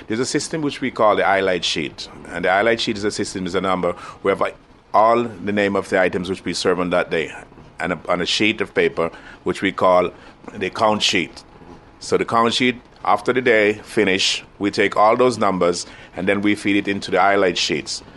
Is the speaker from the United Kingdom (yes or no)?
no; Saint Mary Parish, Jamaica; also born or lived in Kingston, Jamaica; I was born in St. Mary in Jamaica. I grew up there for about 12 years, and I moved on to Kingston, which is the capital.